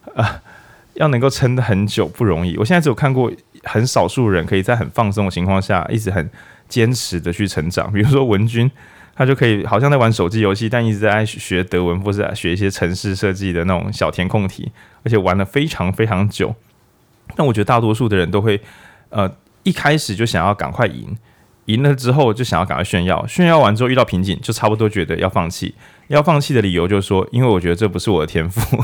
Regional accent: Lukang, Changhua County, Taiwan; 我小时候住在路港海边

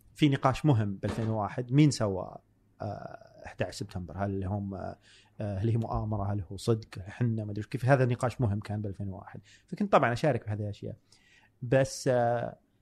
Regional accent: Buraidah, Al-Qassim, Saudi Arabia; moved away; also born or lived in Dhahran; جاي من بريده ما عمري طلعت الا الرياض

